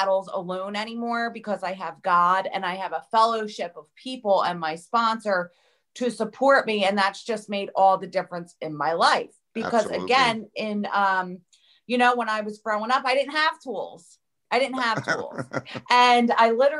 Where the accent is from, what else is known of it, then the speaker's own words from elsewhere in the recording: New Jersey, United States; I grew up in New Jersey, South Jersey. I'm about 15 minutes from Philly.